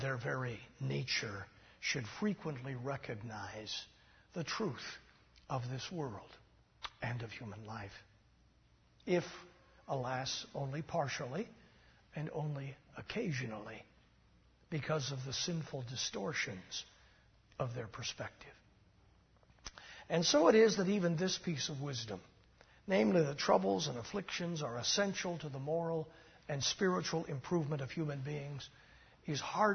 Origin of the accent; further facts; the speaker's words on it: United States; There are many sayings you and I learned as Americans growing up in the United States